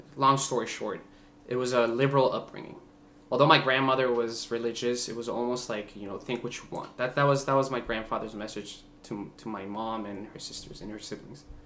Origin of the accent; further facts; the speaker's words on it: Bogota, Bogotá Capital District, Colombia; first language Spanish; English is a second language; now in United States; I was born in Bogota, Colombia. Um, you know, just a big Latin family